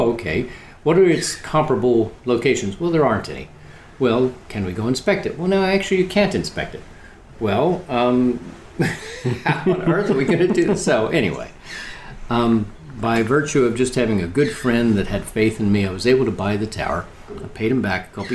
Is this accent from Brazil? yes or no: no; Oklahoma, United States; I grew up in Oklahoma